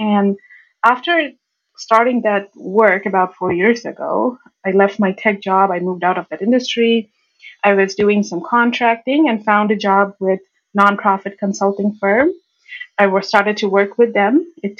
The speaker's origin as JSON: {"language": "English", "country": "India", "tie": "born or raised there", "said": "When I was growing up in India, I had this little bit of a habit to learn about this data stuff from sources that are not related to data."}